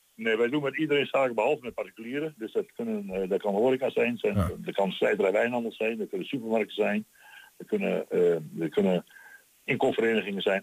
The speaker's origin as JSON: {"language": "Dutch", "area": "Twente", "region": "Overijssel", "country": "Netherlands", "accent": "Twents"}